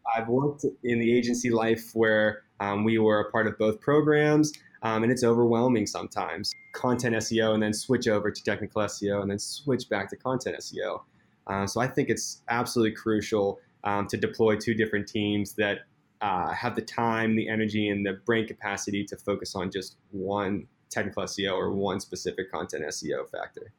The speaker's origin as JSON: {"language": "English", "town": "Pittsburgh", "region": "Pennsylvania", "country": "United States", "tie": "born or raised there", "moved": "as an adult", "lives_now": "Seattle, United States", "said": "I am originally from Pittsburgh. I grew up my entire life in Pittsburgh, PA, so 26 years"}